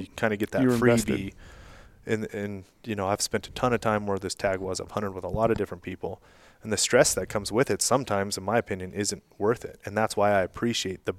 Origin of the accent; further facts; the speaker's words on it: Nevada, United States; my home state, Nevada